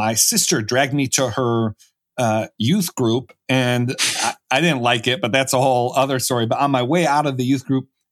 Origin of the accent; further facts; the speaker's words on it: Buffalo, New York, United States; I was from Buffalo, New York, so the Rust Belt, and I was raised in a Catholic family, but religion wasn't too important to me growing up